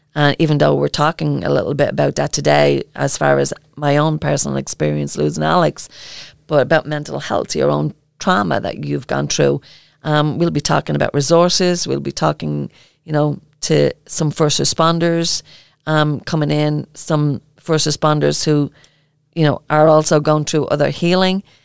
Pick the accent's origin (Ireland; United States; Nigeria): Ireland; accent: Irish; my Irish accent